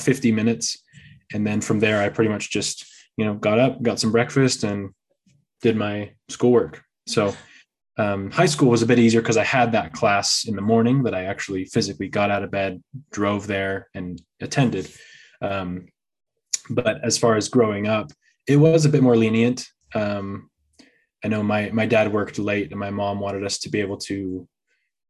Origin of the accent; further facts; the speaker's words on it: San Francisco Bay Area, California, United States; moved away; I actually was born and raised in California. So, I was born over close to the San Francisco Bay Area